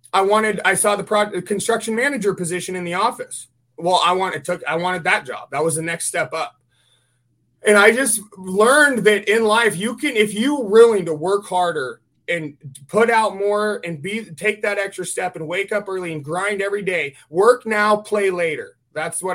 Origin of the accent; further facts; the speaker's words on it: California, United States; I grew up in the town that you have to drive through to get to the Rubicon. There's a big sign in the town that says Gateway to the Rubicon.